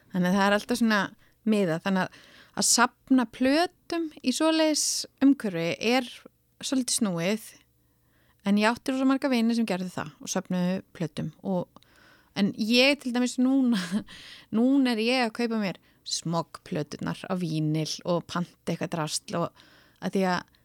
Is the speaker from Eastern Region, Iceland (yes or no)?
no; Reykjavík, Capital Region, Iceland; öll skólaganga frá 6 til 20 var þar